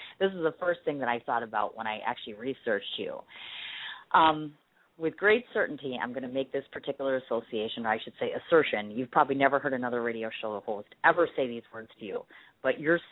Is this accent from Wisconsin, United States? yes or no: yes; Milwaukee, Wisconsin, United States; here to Milwaukee for our Harley 110th anniversary celebration, which is in my hometown